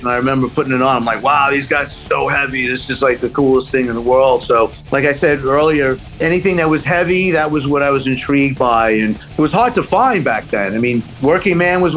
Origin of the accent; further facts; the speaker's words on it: New York City, New York, United States; moved away as an adult; also born or lived in Los Angeles; now in Amityville, United States; growing up in Queens wasn't the easiest thing in the world neither